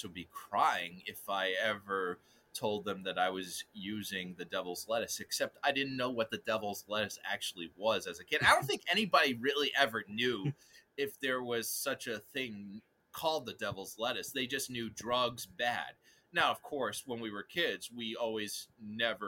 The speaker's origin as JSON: {"language": "English", "town": "Forge Village", "region": "Massachusetts", "country": "United States", "tie": "born or raised there", "said": "growing up in Forge Village"}